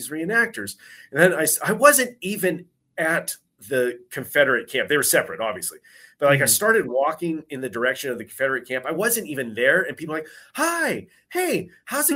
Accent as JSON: {"language": "English", "country": "Canada", "tie": "born or raised there", "said": "I was born in Canada"}